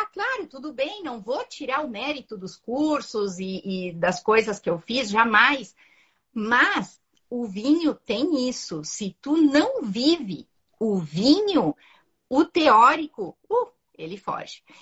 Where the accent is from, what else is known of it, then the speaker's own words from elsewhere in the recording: Uruguay; moved away as an adult; now in Porto Alegre, Brazil; Mas, enfim, eu sou uruguaia. E eu vim há 23 anos para Porto Alegre, trazendo marcas do Uruguai para uh, trabalhar aqui no Brasil, né?